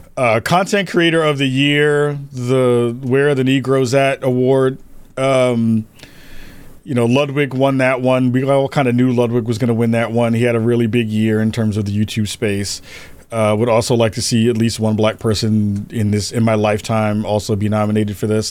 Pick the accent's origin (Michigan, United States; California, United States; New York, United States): New York, United States; As a New Yorker